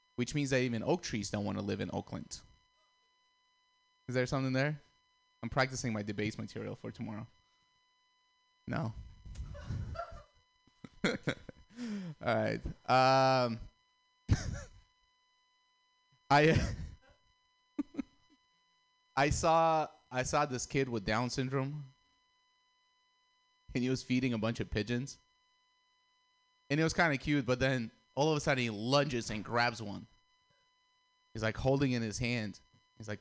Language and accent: English; Russia; moved away; I'm Armenian, but I grew up in Russia